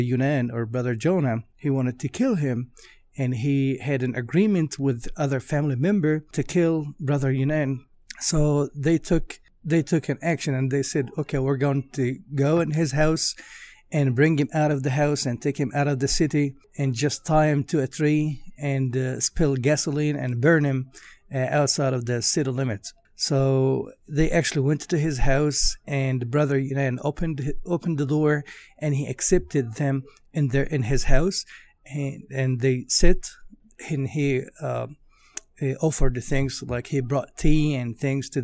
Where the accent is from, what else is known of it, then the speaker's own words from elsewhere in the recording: Egypt; now in Nashville, United States; I was born in Egypt in 1984 in a Christian family